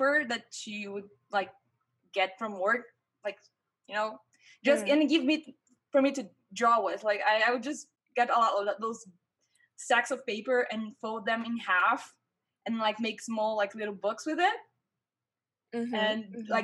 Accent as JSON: {"language": "English", "country": "Brazil", "tie": "born or raised there", "also_born_or_lived": "Vancouver, Canada", "first_language": "Portuguese", "second_language": "English", "said": "I graduated in film university here in my hometown, Brazil"}